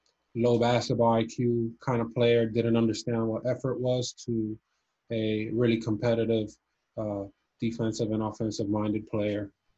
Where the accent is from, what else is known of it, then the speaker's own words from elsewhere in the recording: Cuba; moved away; But soccer was my favorite sport growing up, especially when I came from Cuba